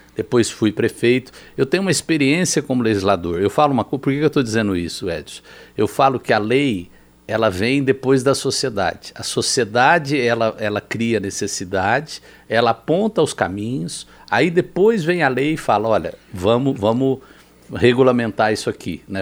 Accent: Campinas, São Paulo, Brazil; also born or lived in southern Minas Gerais; fui criado, em, em, fui para Campinas aos quatro anos de idade

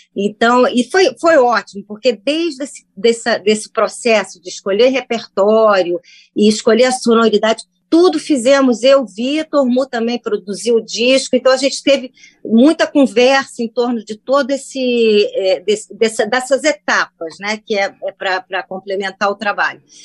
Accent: Brazil; also born or lived in United States; Eu sou brasileira, porque é pequena voltei para o Brasil

